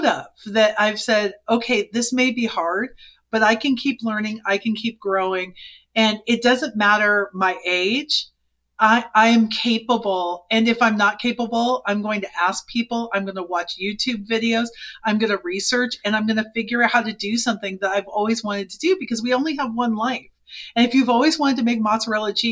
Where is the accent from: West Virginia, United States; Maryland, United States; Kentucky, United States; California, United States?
California, United States; Silicon Valley; moved away as an adult; we're from Silicon Valley